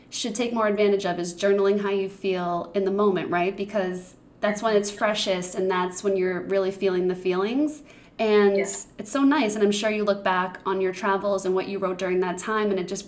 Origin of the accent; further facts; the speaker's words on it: Boston, Massachusetts, United States; I'm from Boston.